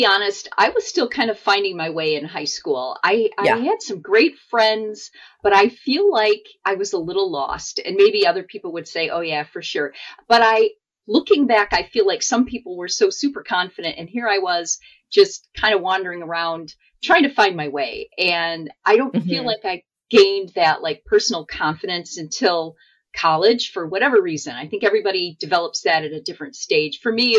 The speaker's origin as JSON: {"language": "English", "town": "Midland", "region": "Michigan", "country": "United States", "tie": "born there", "said": "So I was born in Michigan, in Midland, but we actually moved around quite a bit"}